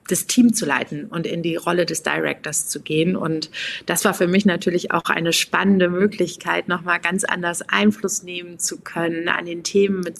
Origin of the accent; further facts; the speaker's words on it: Aachen, North Rhine-Westphalia, Germany; Ja, ich komme aus Aachen, ich bin da geboren und meine Familie lebt natürlich auch noch da.